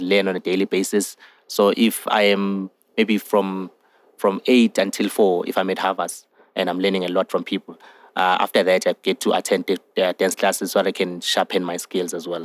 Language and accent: English; Johannesburg, Gauteng, South Africa; I'm 24 years of age and I'm from Johannesburg